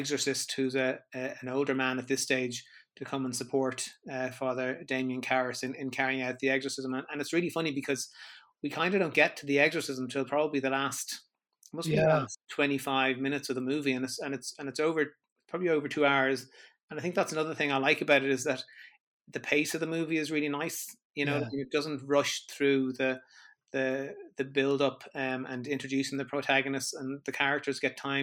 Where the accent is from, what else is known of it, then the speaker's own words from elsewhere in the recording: Ireland; growing up in Ireland, religion was quite a big feature here